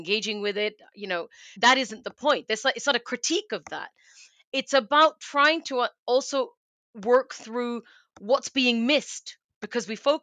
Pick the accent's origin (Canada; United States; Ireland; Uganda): Canada; moved away as an adult; now in United Kingdom; I am Canadian, but I'm also British now. I've lived here a long time